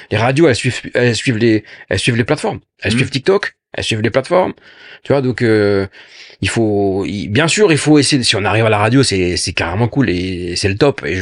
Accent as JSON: {"language": "French", "region": "Grand Est", "country": "France", "said": "tu vois, moi je suis d'Alsace, c'est arrivé avec Strasbourg"}